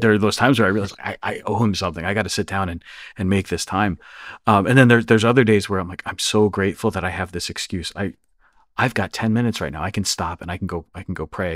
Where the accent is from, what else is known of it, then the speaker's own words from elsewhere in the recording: Northeast, United States; being American, being from the Northeast